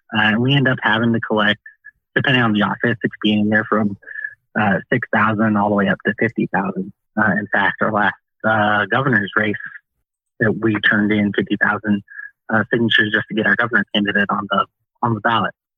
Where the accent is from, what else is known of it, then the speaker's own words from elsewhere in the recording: Peoria, Illinois, United States; moved away as an adult; originally, I am from Peoria, Illinois.